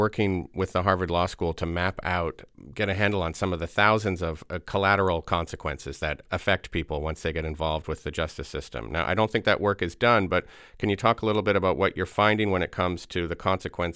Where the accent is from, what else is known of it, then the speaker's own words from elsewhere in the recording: Canada; now in United States; I am a Canadian here on a green card